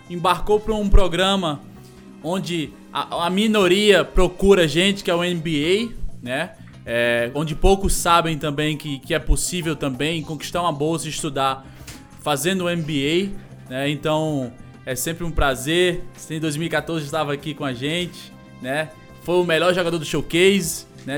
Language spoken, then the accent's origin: Portuguese; Northeast Region, Brazil; mais pessoas da nossa cidade, do Nordeste do Brasil